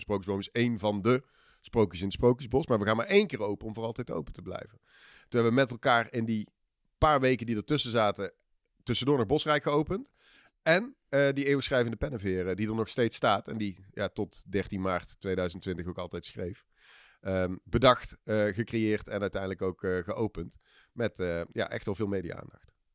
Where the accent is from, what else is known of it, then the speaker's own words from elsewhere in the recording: Eindhoven, North Brabant, Netherlands; also born or lived in Australia / Tilburg; ik eh, ben in hart en nieren een Eindhovenaar. Heb in mijn jeugd al een uitstapje gemaakt, eh, heel ver weg naar Australië. Ehm, maar daarna weer terug in de regio Eindhoven. Daar de middelbare school gedaan